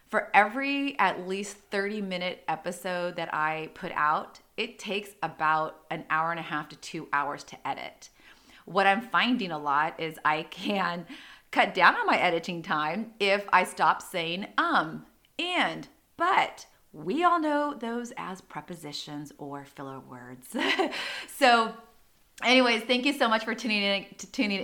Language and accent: English; San Diego, California, United States; growing up in Rancho Penasquitos